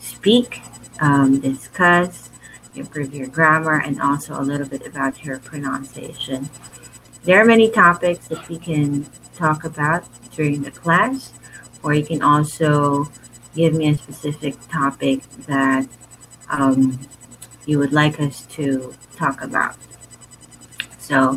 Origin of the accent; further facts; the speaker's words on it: Philippines; I'm from the Philippines